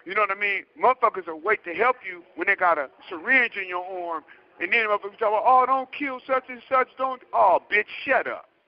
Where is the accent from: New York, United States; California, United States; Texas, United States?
California, United States; the Bay Area; I'm from the Bay